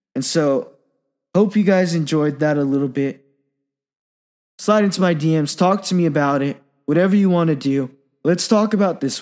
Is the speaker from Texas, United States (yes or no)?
no; Silicon Valley, California, United States; I grew up in the Silicon Valley